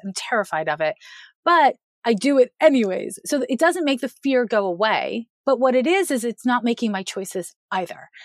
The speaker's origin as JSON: {"language": "English", "town": "Montreal", "region": "Quebec", "country": "Canada", "said": "I'm from Montreal, Quebec"}